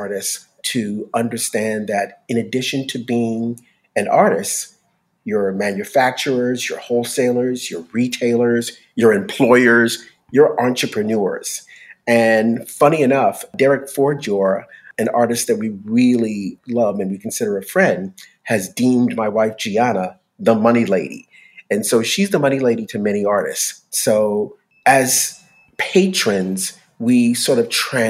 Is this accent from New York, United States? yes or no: yes; New York City, New York, United States; now in Los Angeles, United States; born and raised in New York City